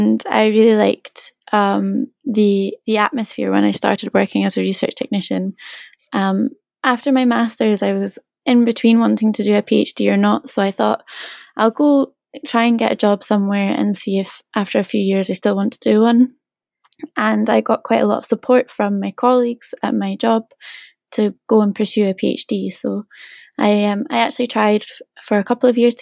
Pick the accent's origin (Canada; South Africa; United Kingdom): United Kingdom; Scotland; moved away as an adult; now in Norwich, United Kingdom; I'm from Scotland